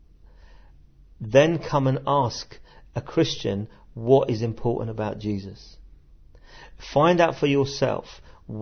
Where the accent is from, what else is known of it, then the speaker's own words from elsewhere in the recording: London, United Kingdom; accent: Cockney; moved away as an adult; now in Sheffield, United Kingdom; growing up in London